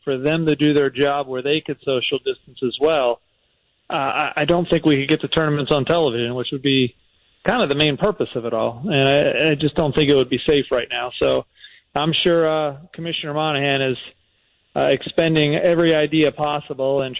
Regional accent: Lancaster, Pennsylvania, United States; moved away as an adult; now in Jacksonville, United States; I was born and raised in Pennsylvania and spent a lot of time in Lancaster

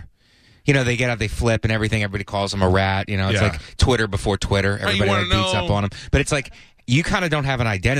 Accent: Youngstown, Ohio, United States; moved away; also born or lived in Florida; I grew up in Youngstown, Ohio, and then we moved to Florida

